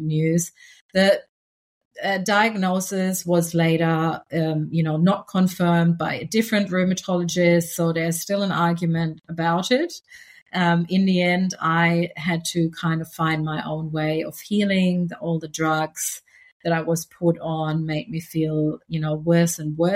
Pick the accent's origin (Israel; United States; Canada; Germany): Germany; moved away as an adult; now in Australia; I grew up in Germany, but I came to Australia about 15 years ago, and I'm now Australian.